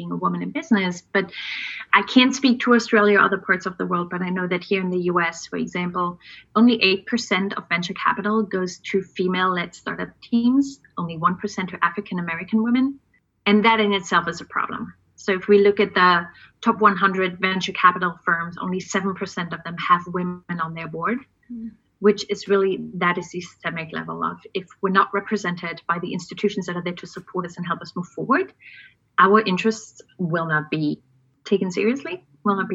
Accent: East Germany, Germany; Born and raised in East Germany behind the Iron Curtain back in the day.

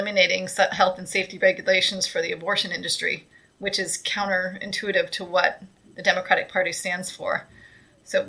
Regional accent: Michigan, United States; moved away; I come from from Michigan originally

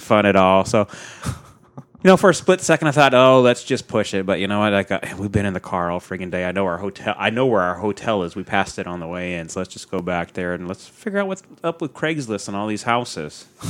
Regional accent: Pacific Northwest, United States; I'm from the Pacific Northwest

